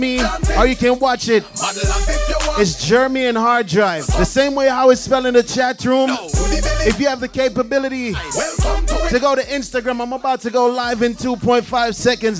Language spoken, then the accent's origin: English; Jamaica; when I was growing up in Jamaica